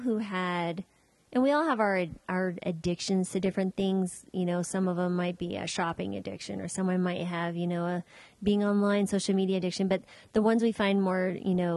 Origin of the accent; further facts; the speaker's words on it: New Mexico, United States; I grew up in New Mexico